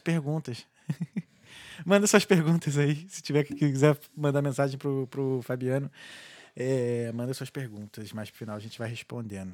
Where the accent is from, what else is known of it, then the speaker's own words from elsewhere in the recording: Rio de Janeiro, Brazil; moved away as an adult; now in Ireland; sou muito brasileiro, sou muito carioca